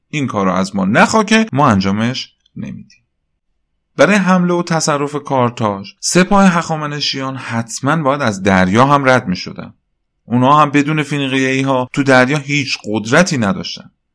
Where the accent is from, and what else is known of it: Iran